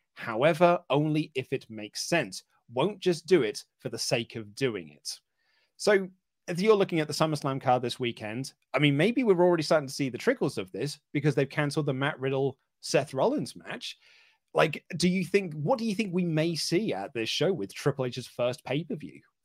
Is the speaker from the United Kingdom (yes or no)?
yes; England, United Kingdom; here in the U K.